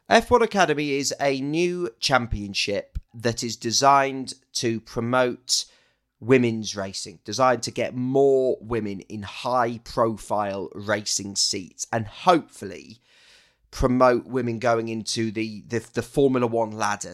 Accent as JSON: {"language": "English", "town": "Loughborough", "region": "East Midlands", "country": "United Kingdom", "tie": "born or raised there", "said": "Loughborough's my hometown"}